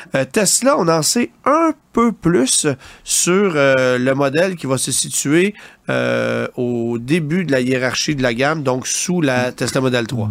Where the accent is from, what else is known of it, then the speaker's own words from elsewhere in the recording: Canada; chez nous au Canada